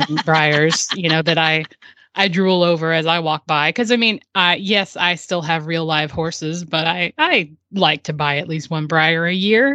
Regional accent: Murfreesboro, Tennessee, United States; my hometown of Murfreesboro

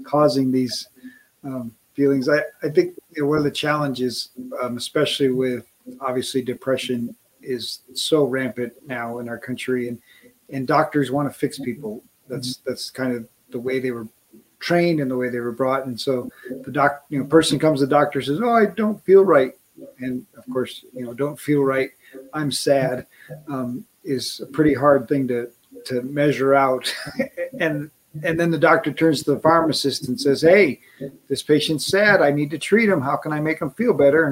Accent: Wisconsin, United States; I grew up in Wisconsin

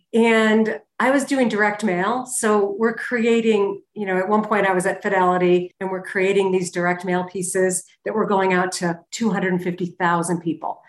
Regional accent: Connecticut, United States; moved away as an adult; also born or lived in Manchester, New Hampshire / Boston, Massachusetts; now in Jackson Hole, United States; I was raised in New England, uh, Connecticut to be exact

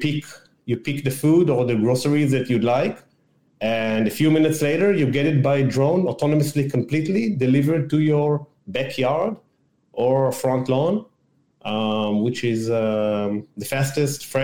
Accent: Israel; also born or lived in Massachusetts, United States / Washington, D.C., United States; So I'm born and raised in Israel in a small town outside of Tel Aviv.

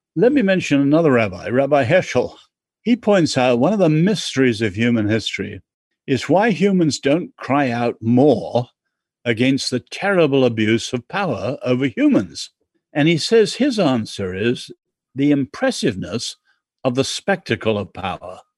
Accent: England, United Kingdom; I'm English.

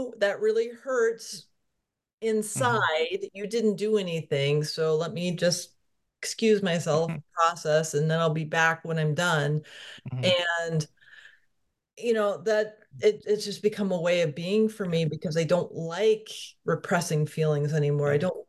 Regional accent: Connecticut, United States; I grew up in Central County, Connecticut. I used to know that so well.

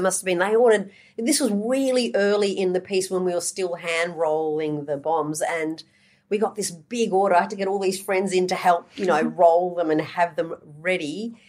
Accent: Australia; We're from Australia.

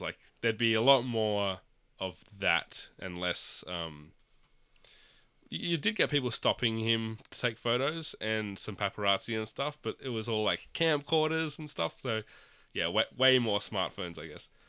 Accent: Australia; as an Australian

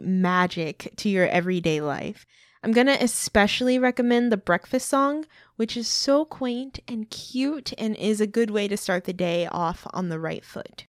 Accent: Midwest, United States; we're from the Midwest

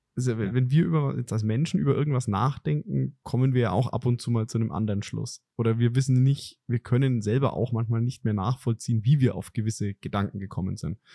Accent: Franconia, Bavaria, Germany; als Franke

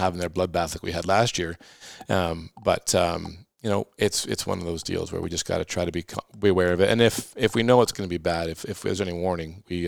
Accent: Halifax, Nova Scotia, Canada; moved away; I was born in Halifax

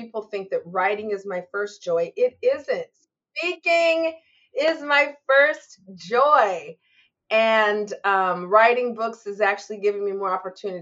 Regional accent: Lacey, Washington, United States; I grew up in Lacey, Washington, near Olympia, the capital

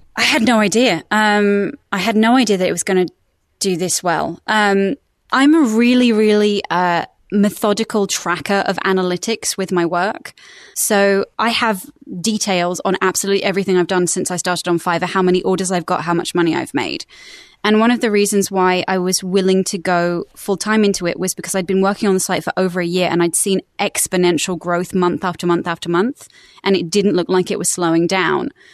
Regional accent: West Sussex, South East England, United Kingdom; accent: British; moved away as an adult; now in United States; I'm originally from West Sussex in the United Kingdom, um, and then when I was eighteen, I decided to move to America for six months, and I've now been here for sixteen years.

